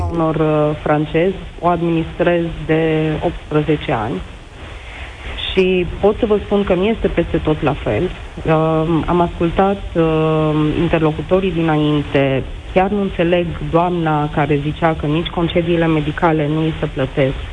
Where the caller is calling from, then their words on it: Oradea, Bihor County, Romania; Sunt din Oradea și sunt directorul unei fabrici de confecții.